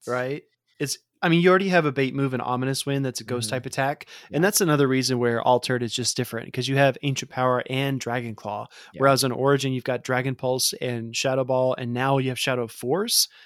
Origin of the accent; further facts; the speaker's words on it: the South, United States; I grew up in the South